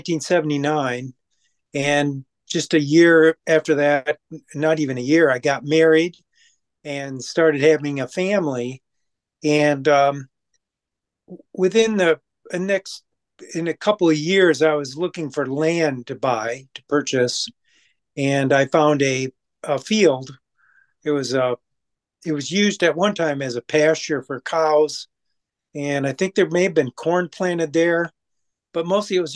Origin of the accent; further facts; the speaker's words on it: Saginaw, Michigan, United States; now in Kalamazoo, United States; I'm originally from Saginaw, Michigan, and my father and a partner of his had, we had two farms, Christmas tree farms.